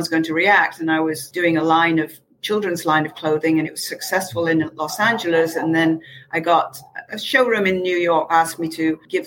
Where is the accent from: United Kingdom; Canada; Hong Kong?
United Kingdom; Manchester, North West England; moved away; I'm from bloody Manchester